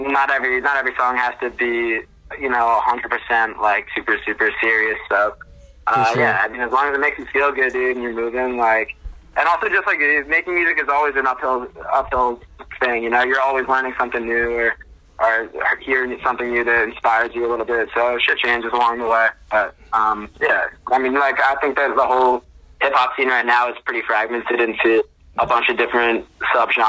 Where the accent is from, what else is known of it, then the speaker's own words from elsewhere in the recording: New Jersey, United States; I'm from North Jersey